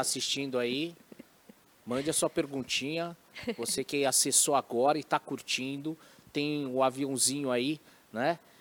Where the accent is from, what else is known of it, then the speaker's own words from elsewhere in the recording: Brazil; Eu falo como brasileiro, né? apesar da minha descendência oriental